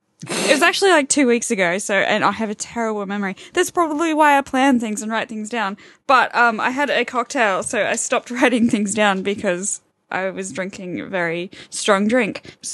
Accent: Brisbane, Queensland, Australia; first language English; now in London, United Kingdom; I'm from Brisbane

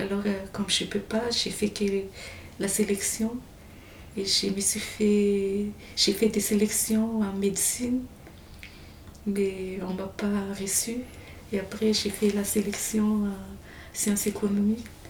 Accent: Farafangana, Atsimo-Atsinanana, Madagascar; moved away as an adult; also born or lived in Fianarantsoa countryside / Antananarivo; now in Marseille, France; c'était là-bas que j'ai grandi vraiment, Farfangan

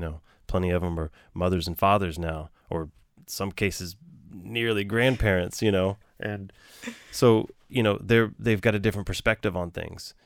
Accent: Galveston, Texas, United States; now in New York, United States; I grew up in Galveston, and you know, Galveston's its own town, its own city, its own island

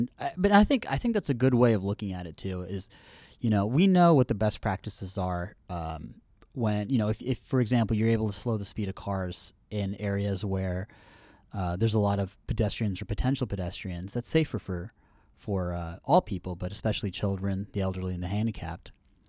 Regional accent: Houston, Texas, United States; I was raised in Houston.

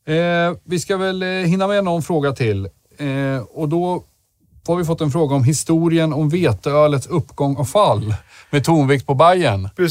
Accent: Södermanland, Sweden; som den sörmlänning jag är

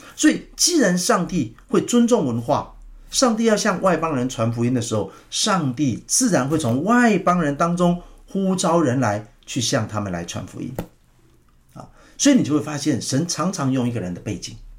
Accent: Taiwan; 所以像我们那种乡下地方的话，大概百分之一

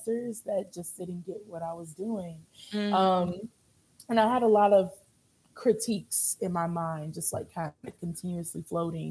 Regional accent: Louisville, Kentucky, United States; born and raised in Louisville, Kentucky. Shout out Louisville

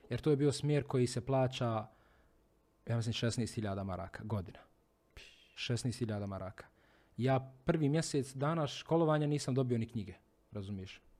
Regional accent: Bosnia & Herzegovina; prvi put kod nas u Bosni i Hercegovini.

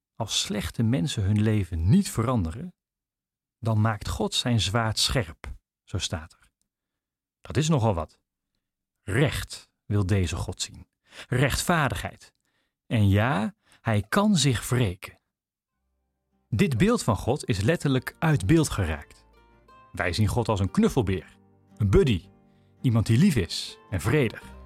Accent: Netherlands; We zijn er als Nederlanders

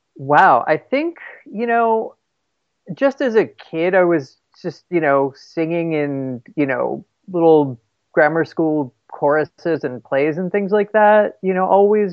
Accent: East Windsor, New Jersey, United States; I am originally from a tiny town uh, called East Windsor in New Jersey

